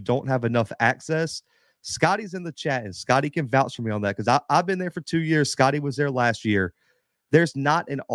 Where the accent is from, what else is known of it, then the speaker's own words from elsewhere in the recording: Mobile, Alabama, United States; in my hometown